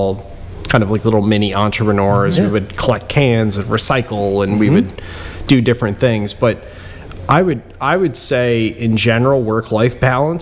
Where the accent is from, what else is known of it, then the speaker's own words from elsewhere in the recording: Bristol, Pennsylvania, United States; Growing up in Bristol Borough